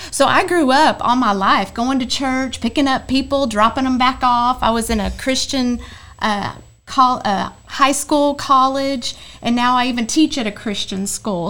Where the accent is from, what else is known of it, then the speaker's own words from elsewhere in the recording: Little Rock, Arkansas, United States; also born or lived in Texas; now in Rockwall, United States; I was born in Little Rock, Arkansas